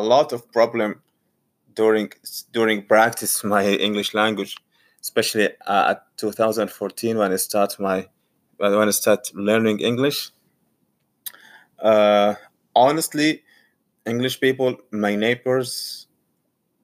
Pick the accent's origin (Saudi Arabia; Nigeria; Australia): Saudi Arabia; English is a second language; moved away as an adult; now in Portsmouth, United Kingdom; Originally, I'm from Saudi Arabia, but now I'm in Portsmouth